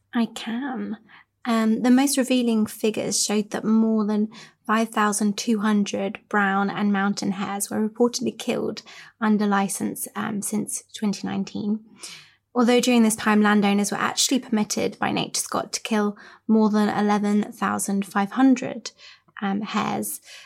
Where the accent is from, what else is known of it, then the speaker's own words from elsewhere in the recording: Cornwall, South West England, United Kingdom; I grew up in Cornwall, which is, you know, quite rural